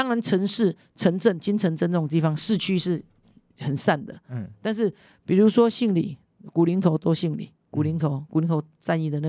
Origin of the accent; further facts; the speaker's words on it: Kinmen County, Taiwan; 我在金门，我是第二十八代的子孙，第二十八代书书本的书书字辈，我们金门很重宗族，很重辈分。